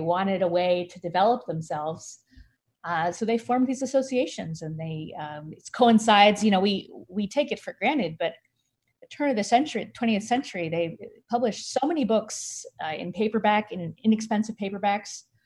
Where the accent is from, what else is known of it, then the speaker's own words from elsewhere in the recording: San Francisco, California, United States; in my hometown, San Francisco, there's a Mechanics Institute library that I went to when I was in high school